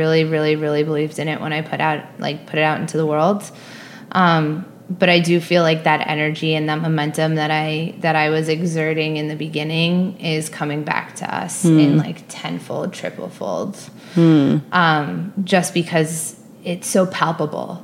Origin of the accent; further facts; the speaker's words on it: Baldwin, New York, United States; also born or lived in Manhattan, New York / Cobble Hill, Brooklyn; I grew up on Long Island with two very creative parents